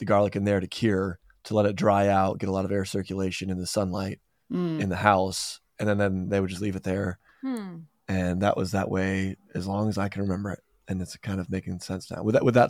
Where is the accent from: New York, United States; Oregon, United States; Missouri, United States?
New York, United States; So growing up in New York